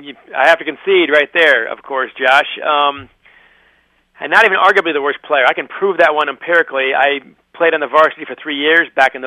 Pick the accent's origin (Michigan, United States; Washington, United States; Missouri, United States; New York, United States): Michigan, United States; Ann Arbor; my hometown stadium, the University of Michigan here in Ann Arbor.